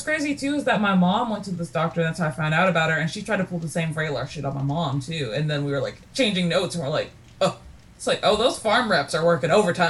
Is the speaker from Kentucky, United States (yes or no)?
yes; Kentucky, United States; I'm literally from Kentucky.